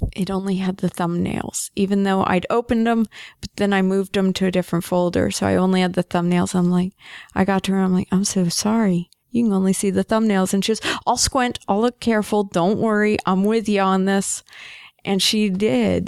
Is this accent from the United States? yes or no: yes; United States; I'm an American, I'm up here in Canada